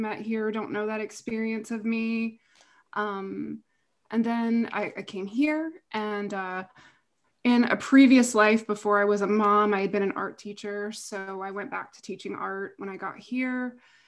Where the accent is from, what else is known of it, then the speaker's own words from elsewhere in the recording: Lynchburg, Virginia, United States; I grew up in Lynchburg, Virginia, home of Jerry Falwell